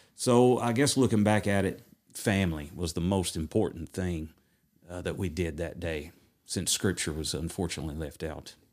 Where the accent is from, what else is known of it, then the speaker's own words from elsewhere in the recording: Madisonville, Tennessee, United States; I'm originally from Madisonville, Tennessee, born and raised, been here my whole entire